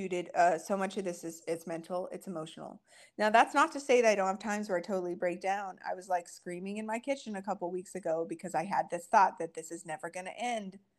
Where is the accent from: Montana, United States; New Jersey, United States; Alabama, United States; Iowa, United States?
Montana, United States; rural; I'm so far from anything in my hometown in rural Montana where I'm from